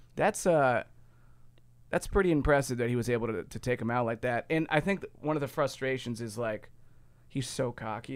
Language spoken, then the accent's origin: English; Ohio, United States; I'm from Ohio.